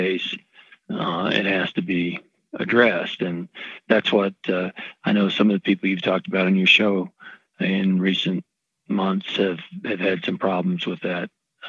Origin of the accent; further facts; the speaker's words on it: East Tennessee, United States; moved away as an adult; also born or lived in North Carolina; I grew up in East Tennessee